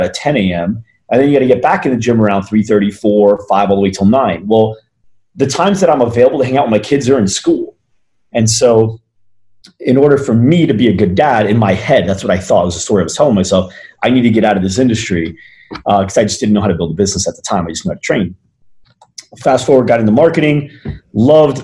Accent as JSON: {"language": "English", "region": "New Jersey", "country": "United States", "tie": "born or raised there", "also_born_or_lived": "Arizona", "moved": "as an adult", "said": "I was born and raised in New Jersey, moved out to Arizona on my 18th birthday for college"}